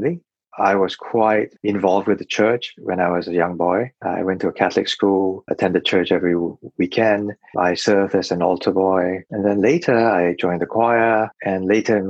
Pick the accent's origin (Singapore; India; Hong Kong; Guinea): Singapore; I grew up by the sea. When I was about 8, my father decided to move from Serangoon Gardens to Punggol, which is in the northeast